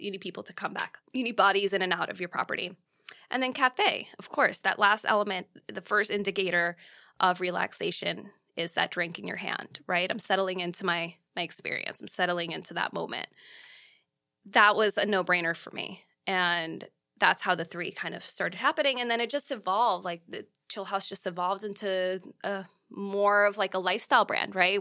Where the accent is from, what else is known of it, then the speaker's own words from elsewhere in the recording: New York, United States; as a New Yorker